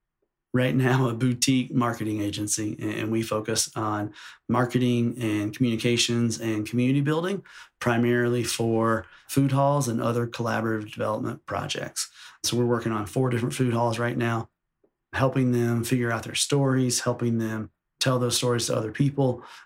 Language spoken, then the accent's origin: English; New York, United States; You know, I think of myself as a New Yorker